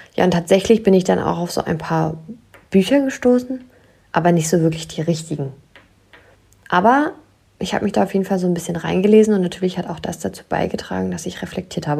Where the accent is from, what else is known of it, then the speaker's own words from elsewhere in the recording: near Wolfsburg, Lower Saxony, Germany; moved away; Ich komme aus der Nähe von Wolfsburg.